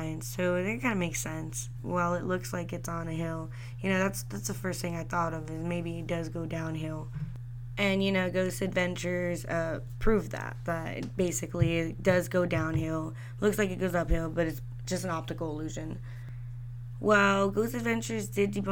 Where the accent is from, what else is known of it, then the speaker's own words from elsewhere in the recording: San Antonio, Texas, United States; I was born and raised here in San Antonio.